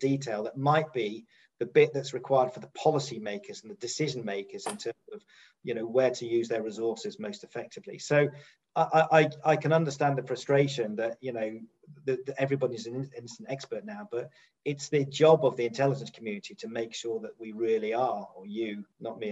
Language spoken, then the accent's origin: English; United Kingdom; Being a Brit